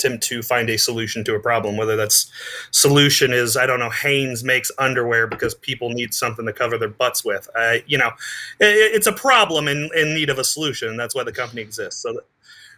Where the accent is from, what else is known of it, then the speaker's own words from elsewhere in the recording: Southern Indiana, United States; also born or lived in Spain; now in South Carolina, United States; I'm originally from Southern Indiana. It's all corn and soy out there